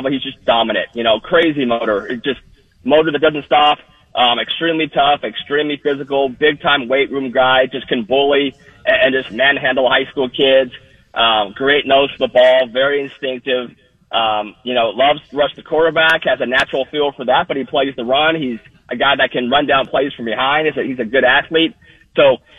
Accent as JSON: {"language": "English", "region": "Southern California", "country": "United States", "said": "I'm from Southern California"}